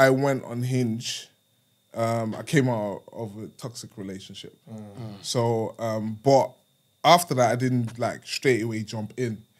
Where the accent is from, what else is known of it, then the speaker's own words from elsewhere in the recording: Germany; I'm from Germany